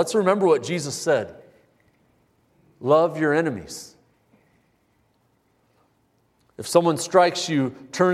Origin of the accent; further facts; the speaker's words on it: United States; I'm an American.